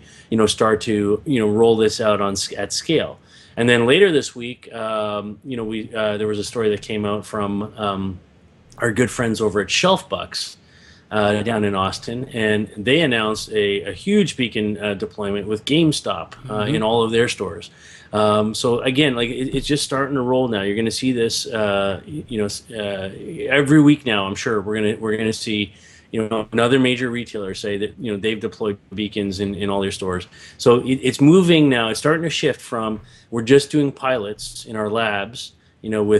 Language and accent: English; Canada; as a Canadian